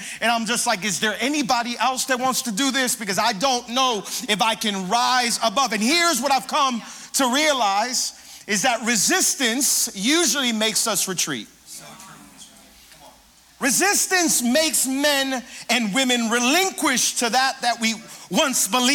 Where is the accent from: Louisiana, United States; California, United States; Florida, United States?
Florida, United States; Hialeah; I grew up in Hialeah